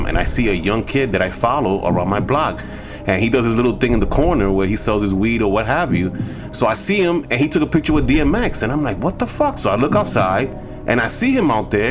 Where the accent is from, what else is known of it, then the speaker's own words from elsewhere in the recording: Santo Domingo, Dominican Republic; I'm from the Caribbean.